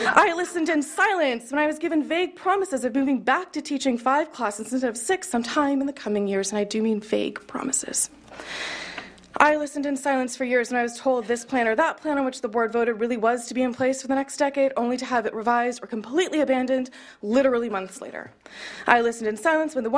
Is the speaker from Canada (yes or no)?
no; Kansas City, Missouri, United States; I grew up in Kansas City, Missouri, and I attended private schools my entire life